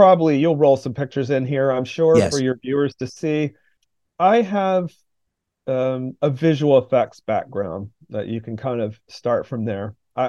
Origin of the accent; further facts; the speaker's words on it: North Carolina, United States; I'm from North Carolina, I live in the South, and the Appalachian region has the feeling, the aesthetic, the vibe, if you want to say, of its own place.